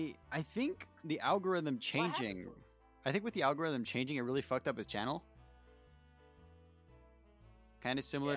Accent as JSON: {"language": "English", "country": "Mexico", "accent": "Mexican", "said": "My accent's coming through. My Mexican accent."}